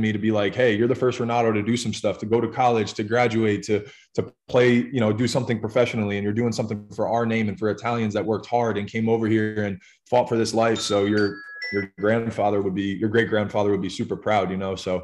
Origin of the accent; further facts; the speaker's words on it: Jackson, New Jersey, United States; moved away as an adult; now in Louisiana, United States; I grew up in a town called Jackson, which is, like a pretty big town in New Jersey, right in central Jersey